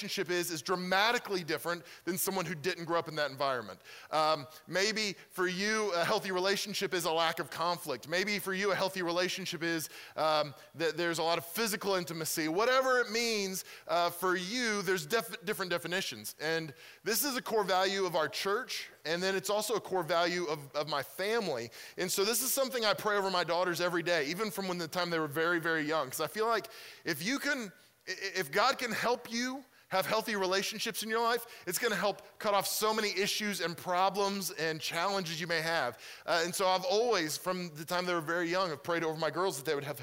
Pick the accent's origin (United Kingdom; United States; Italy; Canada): United States; Mustang, Oklahoma; moved away as an adult; now in Pennsylvania, United States; I'm originally from Mustang. I grew up there, and so I'm from this area.